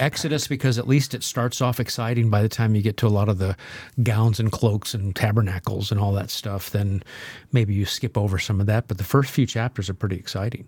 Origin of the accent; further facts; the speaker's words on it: Nebraska, United States; by my house growing up in Nebraska